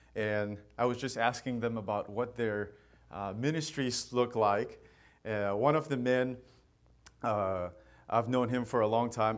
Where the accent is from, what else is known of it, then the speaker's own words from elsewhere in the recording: Manipur, India; moved away; I'm from India, and I am from a state called Manipur, and I belong to a tribe called Qom, K O M